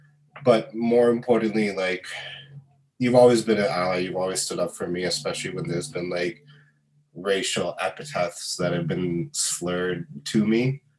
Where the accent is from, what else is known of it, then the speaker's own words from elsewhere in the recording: Bahrain; even though, like, I'm not Muslim, I did celebrate Eid when I was growing up in Bahrain.